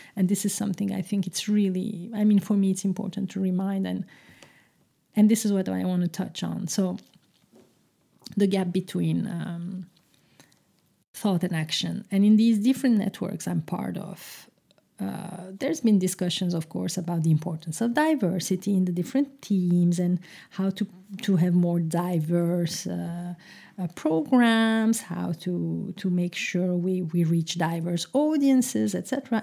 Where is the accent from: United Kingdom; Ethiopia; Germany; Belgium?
Belgium; Brussels, Brussels-Capital Region; English is a second language; moved away as an adult; now in Amsterdam, Netherlands; a Turkish Muslim, uh, uh, young girl growing up in the heart of Brussels